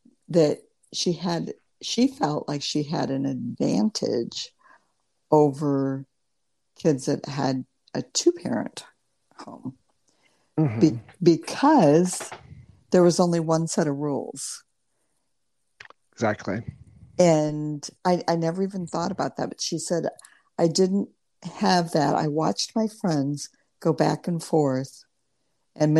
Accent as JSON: {"language": "English", "town": "Morton", "region": "Illinois", "country": "United States", "tie": "born or raised there", "also_born_or_lived": "Lincoln, Nebraska / East Peoria, Illinois"}